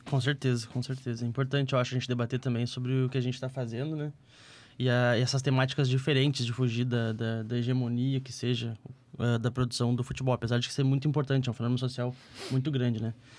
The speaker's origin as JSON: {"language": "Portuguese", "town": "Alvorada", "region": "Rio Grande do Sul", "country": "Brazil", "tie": "born or raised there", "said": "Quando eu era criança lá em Alvorada, eu não consegui uma dupla para fazer o fandango"}